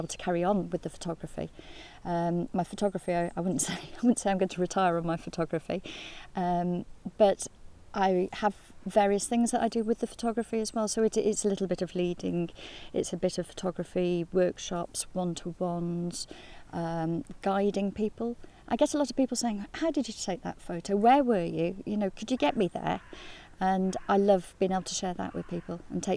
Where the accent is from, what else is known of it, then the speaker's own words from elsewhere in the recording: Tal-y-bont, Wales, United Kingdom; also born or lived in Birmingham / Dolgellau; I grew up in a little village called Talabont, which is on the coast, just directly opposite here